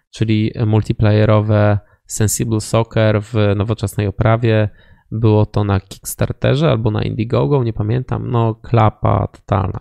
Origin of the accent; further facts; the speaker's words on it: Wrocław, Lower Silesian Voivodeship, Poland; my jesteśmy z Wrocławia